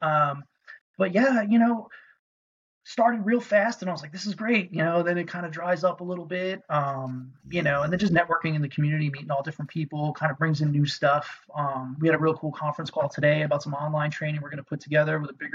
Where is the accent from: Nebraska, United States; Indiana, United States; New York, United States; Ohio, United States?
New York, United States; New York City; moved away as an adult; now in Florida, United States; I'm from New York City. Graduated high school 2002, joined the Army right after.